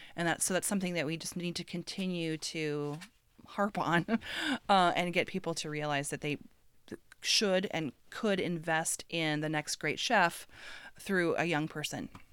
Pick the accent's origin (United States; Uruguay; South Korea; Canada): United States; Midwest; moved away; also born or lived in West Coast; I grew up in the Midwest, and I moved to the West Coast many years ago